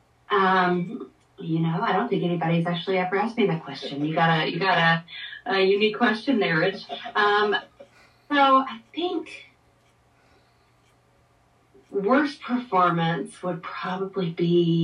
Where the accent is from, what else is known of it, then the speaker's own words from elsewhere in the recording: Hickory, North Carolina, United States; my hometown's Hickory Oktoberfest